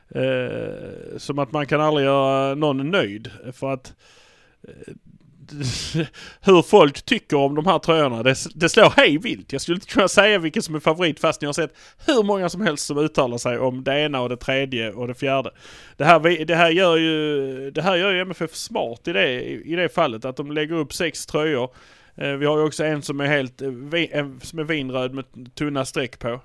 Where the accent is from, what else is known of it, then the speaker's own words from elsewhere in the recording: Malmö, Skåne, Sweden; vi är från Malmö